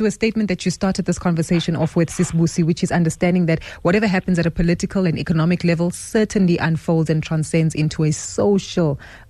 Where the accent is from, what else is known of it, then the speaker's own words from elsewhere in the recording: South Africa; as South African households